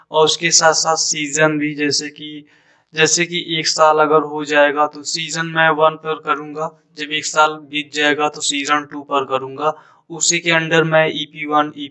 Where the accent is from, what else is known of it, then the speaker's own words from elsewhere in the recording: Jaunpur, Uttar Pradesh, India; और मैं उत्तर प्रदेश जौनपुर का रहने वाला हूँ